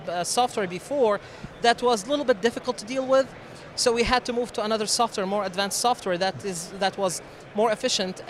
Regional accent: Syria; moved away as an adult; also born or lived in Jordan; now in Lubbock, United States; originally, I am from Syria.

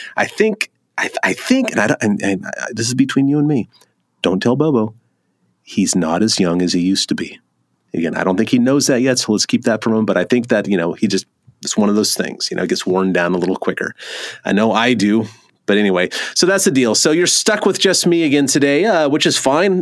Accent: California, United States; moved away; I'm from California originally

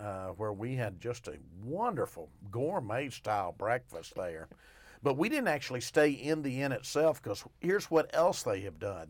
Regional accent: Arkadelphia, Arkansas, United States; I'm actually from Arkadelphia

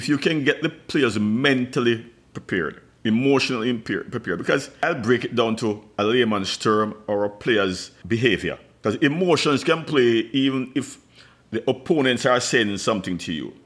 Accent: Jamaica; I'm from the Caribbean, Jamaica to be specific.

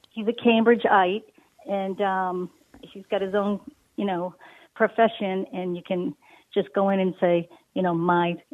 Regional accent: Boston, Massachusetts, United States; also born or lived in Medford, Massachusetts; I'm Bostonian.

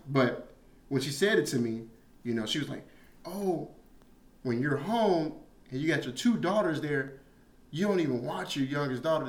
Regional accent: Chicago, Illinois, United States; moved away; I'm from Chicago, South Side.

